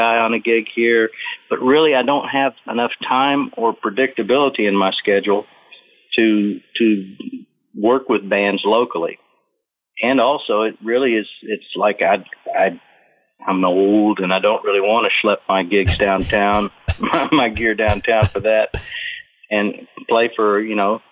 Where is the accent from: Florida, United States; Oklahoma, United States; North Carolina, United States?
Oklahoma, United States; moved away; also born or lived in Boulder, Colorado; I grew up in Oklahoma and kind of a hick